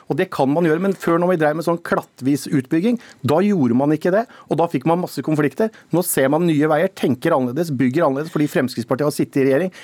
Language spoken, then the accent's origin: Norwegian; Telemark, Norway; hjemme i Telemark